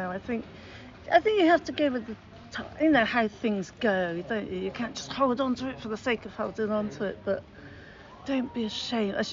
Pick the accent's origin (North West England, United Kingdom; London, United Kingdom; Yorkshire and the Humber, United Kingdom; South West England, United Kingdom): South West England, United Kingdom; Bristol; born or raised there